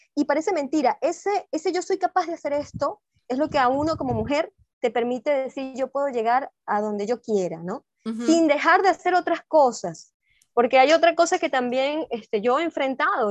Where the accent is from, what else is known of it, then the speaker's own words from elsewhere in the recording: Venezuela; also born or lived in Peru; Ya uno como venezolano, como estando aquí